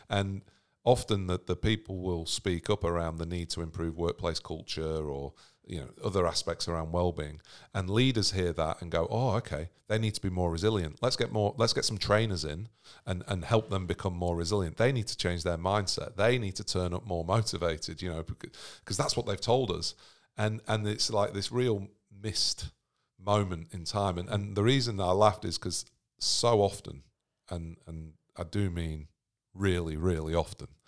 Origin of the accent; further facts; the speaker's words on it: Sydney, New South Wales, Australia; we're from Sydney.